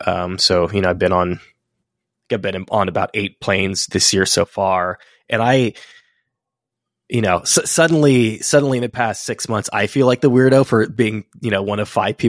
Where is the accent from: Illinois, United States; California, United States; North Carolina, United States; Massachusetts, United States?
California, United States; Fremont; now in New York, United States; I'm in New York now, but I'm from Fremont originally